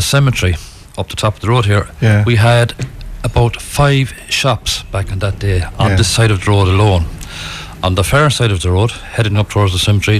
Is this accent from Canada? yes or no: no; Galway, Connacht, Ireland; I'm also from Finbarr's Terrace, where Rita's from.